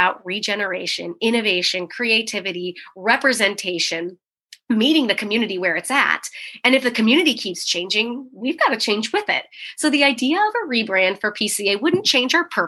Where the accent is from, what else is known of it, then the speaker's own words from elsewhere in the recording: San Diego, California, United States; I'm from San Diego